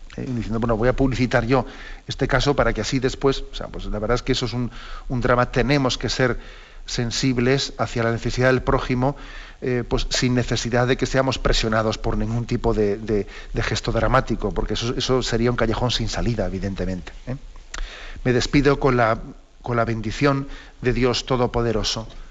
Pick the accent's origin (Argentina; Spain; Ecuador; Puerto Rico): Spain; Valencia, Valencian Community; yo soy de Valencia